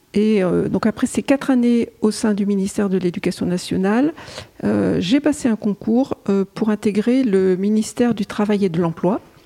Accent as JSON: {"language": "French", "area": "Pas-de-Calais", "region": "Hauts-de-France", "country": "France", "tie": "born or raised there", "said": "je suis née dans le Pas-de-Calais."}